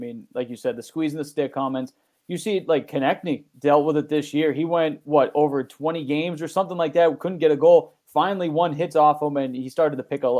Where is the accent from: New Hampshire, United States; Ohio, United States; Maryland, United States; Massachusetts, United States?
Massachusetts, United States; Boston; I'm actually from Boston